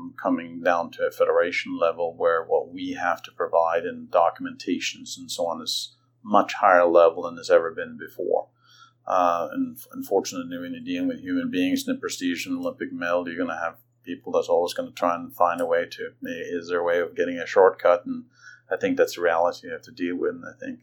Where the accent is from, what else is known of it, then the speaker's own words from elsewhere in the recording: Norway; now in Atlanta, United States; Lillehammer, because that was my home country.